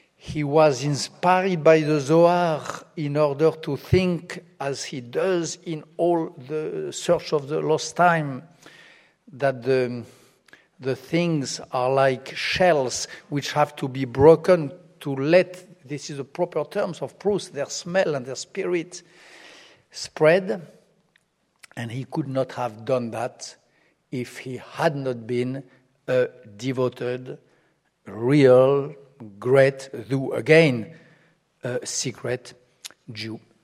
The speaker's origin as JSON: {"language": "English", "country": "France", "said": "France, my home country"}